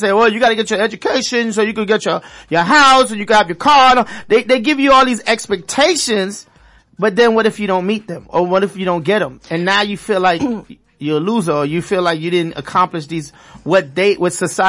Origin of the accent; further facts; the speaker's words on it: New York City, New York, United States; moved away; I'm from Brooklyn.